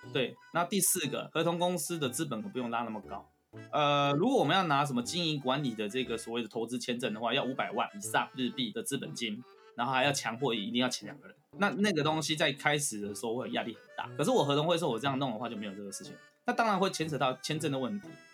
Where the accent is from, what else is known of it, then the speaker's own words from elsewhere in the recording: Taiwan; moved away as an adult; now in Japan; 我们台湾人